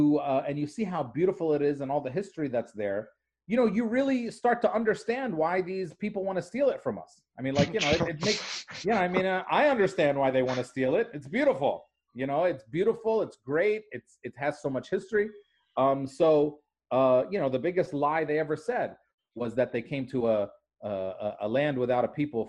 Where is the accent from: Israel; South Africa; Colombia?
Israel; Nazareth, Northern District; So I'm from Nazareth, Palestine. But I mean, I love every place in Palestine. We're all Palestinians.